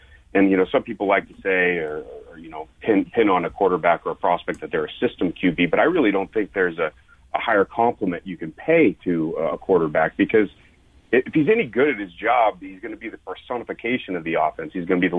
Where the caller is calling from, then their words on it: Idaho, United States; We're in North Idaho today. It's snowing and I think 27 degrees.